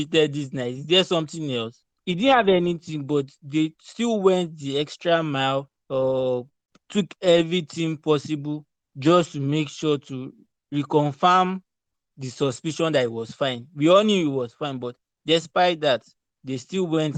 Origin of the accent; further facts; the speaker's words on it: Lagos, Nigeria; moved away as an adult; now in Canada; I grew up in Lagos